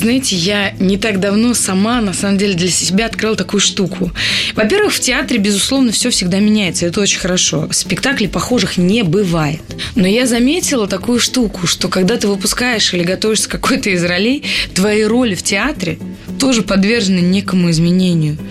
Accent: Pskov, Pskov Oblast, Russia; я же из Пскова

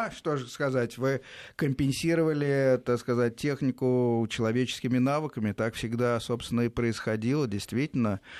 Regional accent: Domodedovo, Moscow Oblast, Russia; Так, я с Домодедова.

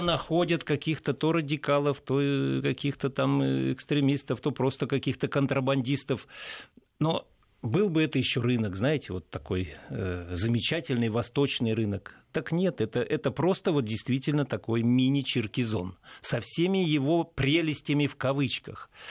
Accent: Saint Petersburg, Russia; воспринимаю как петербуржец

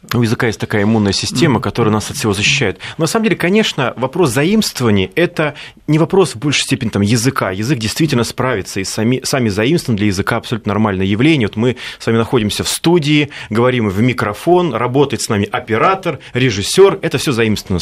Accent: Siberia, Russia; я из Сибири, и я не знаю, а, поймете ли вы, о чем я говорю, если произнесу слова а, мультифора, например, э, вилок, а, башлык

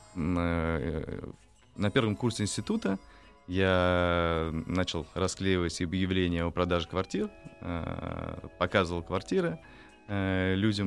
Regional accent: Nizhny Novgorod, Nizhny Novgorod Oblast, Russia; Э, я родом из Нижнего Новгорода.

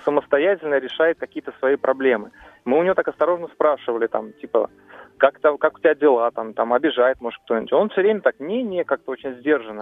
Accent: Moscow, Russia; из Москвы

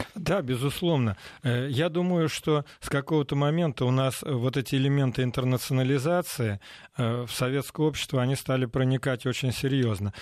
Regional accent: Balashov, Saratov Oblast, Russia; moved away; also born or lived in Moscow; я воспитывался в Балашове, Саратовской области

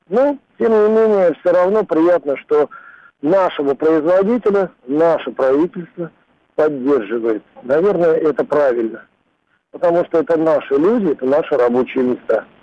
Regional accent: Russia; я считаю для себя в жизни это главным автомобилем, прежде всего как россиянин.

